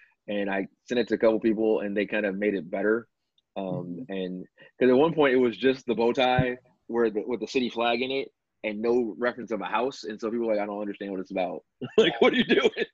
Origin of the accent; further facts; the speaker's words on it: Chicago, Illinois, United States; growing up in Chicago